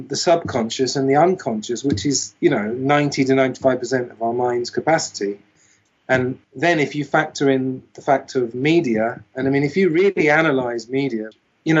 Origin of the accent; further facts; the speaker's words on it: United Kingdom; I was brought up in Britain, so I know a fair amount about British society